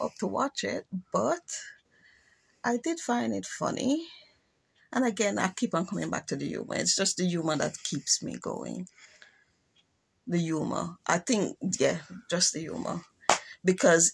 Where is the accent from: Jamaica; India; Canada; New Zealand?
Jamaica; being Jamaican